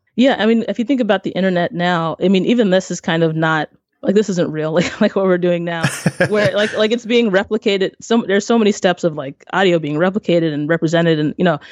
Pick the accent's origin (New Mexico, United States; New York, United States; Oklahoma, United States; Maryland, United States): Maryland, United States; I am from Maryland, over on the East Coast, and my family is from Haiti.